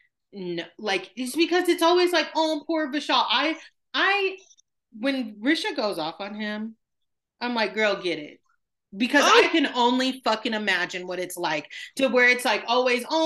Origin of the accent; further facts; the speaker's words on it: Midwest, United States; I'm from the Midwest